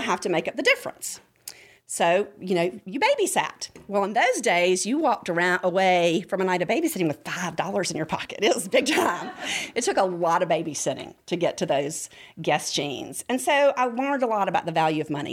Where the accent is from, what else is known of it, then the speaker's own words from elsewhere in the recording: Rome, Georgia, United States; I grew up in Rome, Georgia.